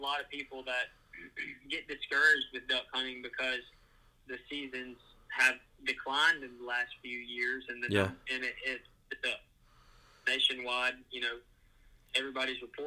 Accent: Mississippi, United States; we're from Mississippi

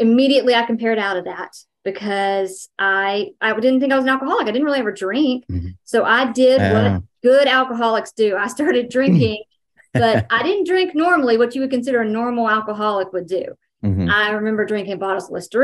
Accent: Dallas, Texas, United States; I'm from Texas

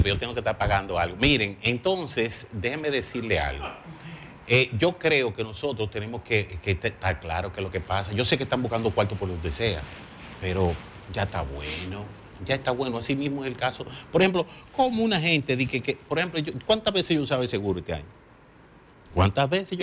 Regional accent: Dominican Republic; nosotros los dominicanos

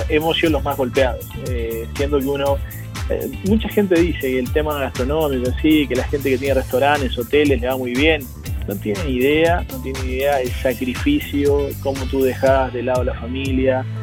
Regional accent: Argentina; now in Chile; por la cantidad de años que tengo y por la cantidad de, de experiencia, soy más chileno que argentino.

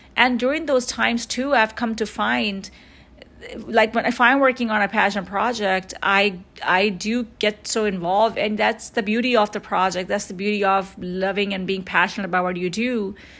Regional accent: New York, United States; growing up in New York

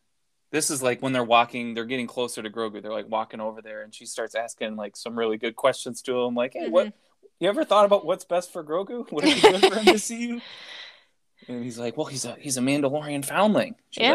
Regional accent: Minnesota, United States; accent: Minnesotan; I outed myself as a Minnesotan

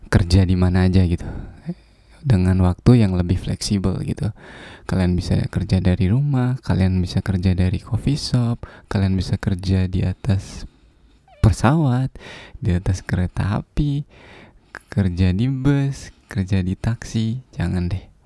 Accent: Bima, West Nusa Tenggara, Indonesia; Saya dari Bima, dari desa.

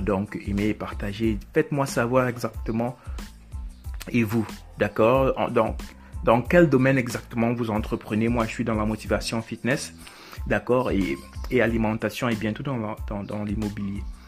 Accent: Cameroon; Je suis africain, moi aussi, je suis camerounais

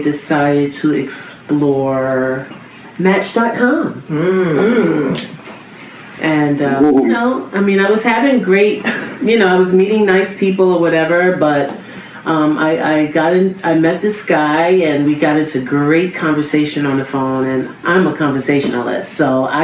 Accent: New York City, New York, United States; I'm from Queens

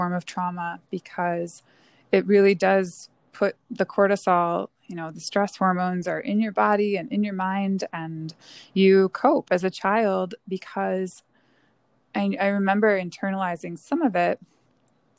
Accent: Northern Michigan, United States; I grew up in Northern Michigan in a small town

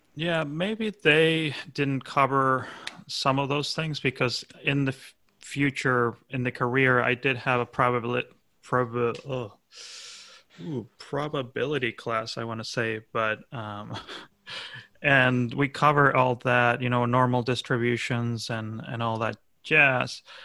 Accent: Argentina; my home country of Argentina

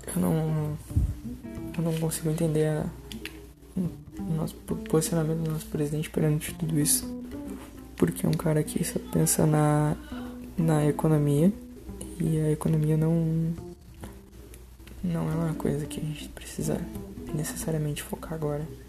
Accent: Pelotas, Rio Grande do Sul, Brazil; eu sou de Pelotas, no Rio Grande do Sul

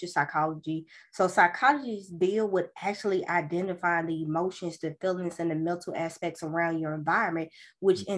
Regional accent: Birmingham, Alabama, United States; born and raised in Birmingham, Alabama

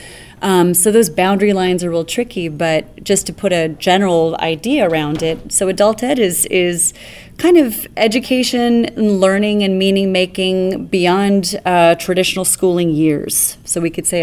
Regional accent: New York City, New York, United States; moved away as an adult; now in Toronto, Canada; being somebody who is principally from New York City, where things are very fast

